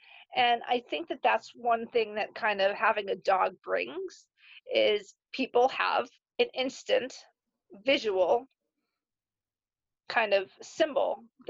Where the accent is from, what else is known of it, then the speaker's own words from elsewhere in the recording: Ireland; sorry, I'm Irish, I tell a long story.